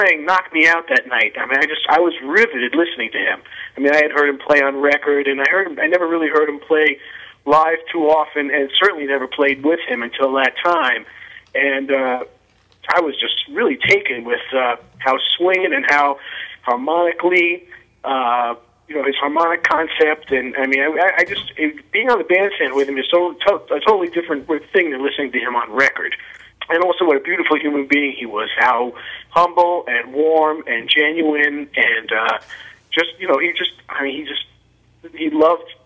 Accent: Long Island, New York, United States; when I was growing up on Long Island as a teenager

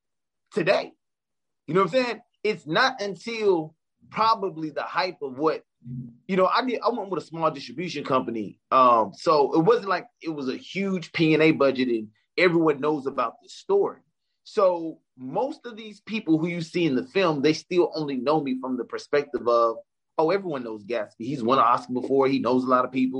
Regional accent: Memphis, Tennessee, United States; moved away; growing up in Memphis, Tennessee, I wanted to be an entrepreneur and I wanted to be in hip hop

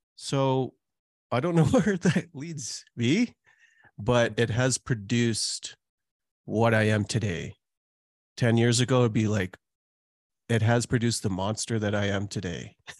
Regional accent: Calgary, Alberta, Canada; also born or lived in Trinidad; I was born in Trinidad, and now I've lived in Canada for most of my life, almost four decades, and lived in Calgary for all that time

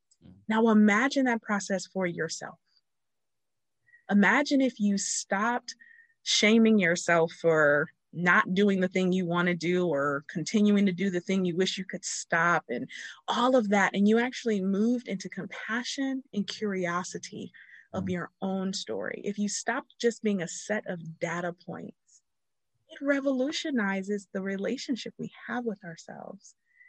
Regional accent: Ohio, United States; We're both from Ohio.

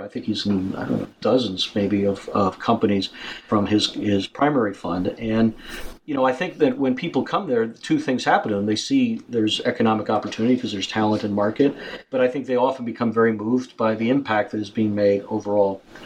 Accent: United States; as an American, in particular as an American

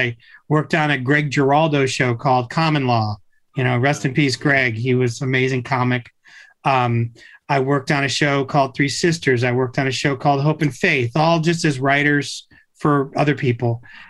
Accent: Tucson, Arizona, United States; my dad is from Sonora. He was an immigrant. I grew up in Tucson. I went to the University of Arizona.

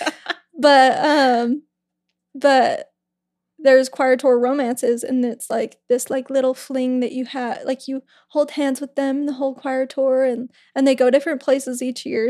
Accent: West Jordan, Utah, United States; we grew up in West Jordan, Ryan and I.

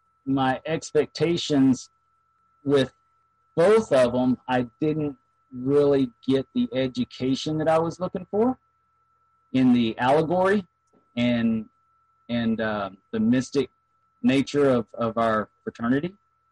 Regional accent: McKinney, Texas, United States; When I was raised in McKinney, you know, McKinney is a Vanguard Lodge.

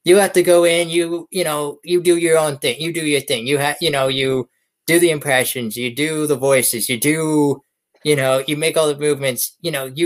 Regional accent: Erie, Pennsylvania, United States; the hide and go seek champion of my hometown, Erie.

